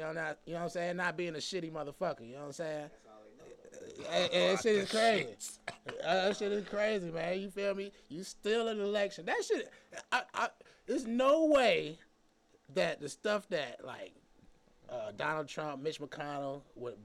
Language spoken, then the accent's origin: English; Atlanta, Georgia, United States; I'm from Atlanta